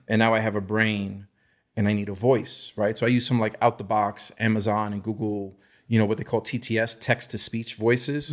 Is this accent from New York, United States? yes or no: yes; New York City, New York, United States; I grew up in the Lower East Side, New York City